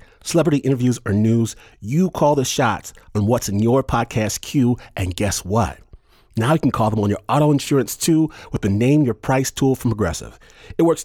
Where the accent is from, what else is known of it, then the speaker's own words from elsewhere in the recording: Michigan, United States; I'm from Michigan